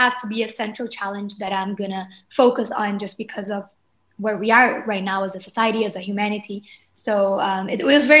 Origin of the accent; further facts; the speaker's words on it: Porto Alegre, Rio Grande do Sul, Brazil; moved away as an adult; now in Rio de Janeiro, Brazil; I am from Brazil, born and raised in Porto Alegre, which is a city in the south of Brazil.